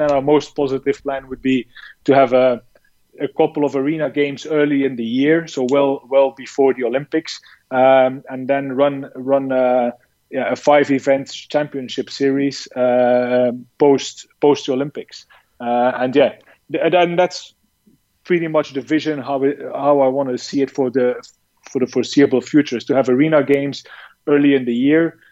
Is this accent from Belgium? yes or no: yes; Belgium; moved away as an adult; also born or lived in China; I'm from Belgium uh, originally